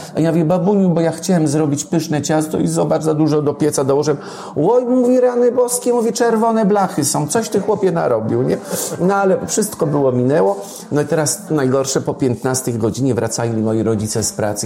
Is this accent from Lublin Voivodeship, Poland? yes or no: no; near Wolbrom, Lesser Poland, Poland; w Domaniejewicach koło Wolbromia, skąd pochodzę